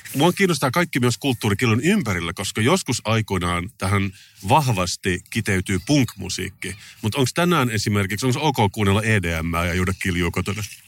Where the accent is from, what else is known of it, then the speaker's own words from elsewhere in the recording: Finland; mä oon suomenruotsalainen